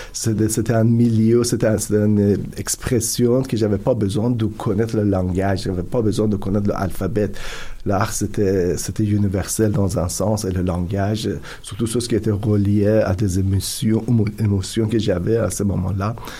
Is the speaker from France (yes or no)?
no; Iran; French is a second language; moved away as an adult; also born or lived in Turkey / Italy; now in Canada; j'ai grandi en Iran